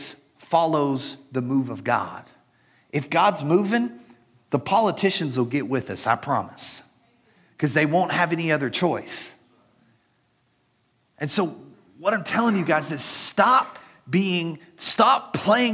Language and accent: English; United States